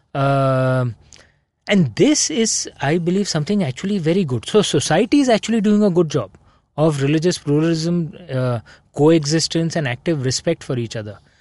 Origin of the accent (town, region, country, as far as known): India